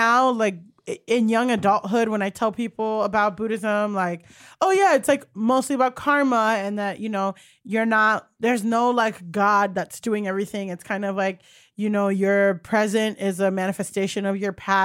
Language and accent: English; Miami, Florida, United States; moved away as an adult; also born or lived in Orange County, California / Paterson, New Jersey; now in New York, United States; I grew up in Miami